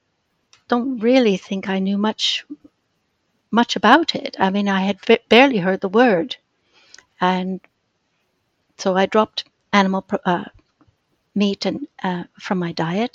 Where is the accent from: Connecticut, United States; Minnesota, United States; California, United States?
Minnesota, United States; Minneapolis; moved away as an adult; also born or lived in London, United Kingdom; now in United Kingdom; I was born in Minneapolis and lived there for my girlhood